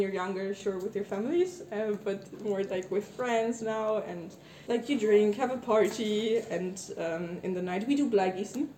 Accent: Germany; I'm from Germany.

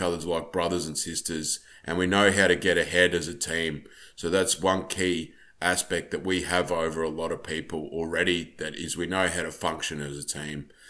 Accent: Australia; I'm from Australia

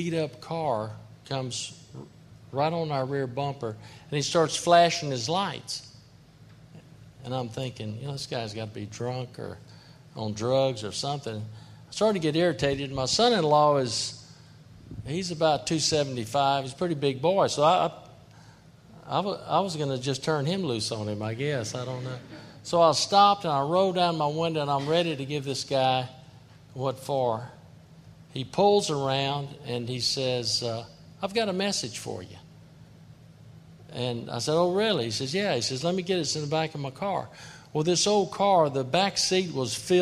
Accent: Kinder, Louisiana, United States; also born or lived in Jennings; I was born in Jennings, grew up in Kinder.

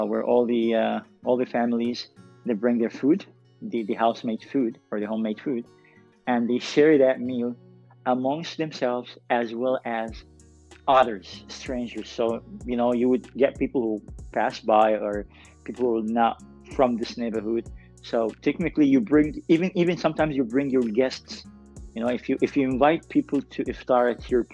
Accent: Dubai, United Arab Emirates; also born or lived in Dongola, Sudan; I was born and raised in Dubai

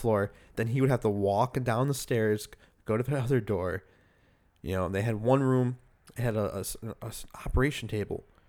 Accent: Chicago, Illinois, United States; we're from Chicago

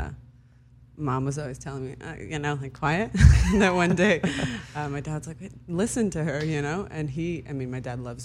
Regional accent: Los Angeles, California, United States; first language Hebrew; English is a second language; also born or lived in Tel Aviv, Israel; I grew up in L.A.

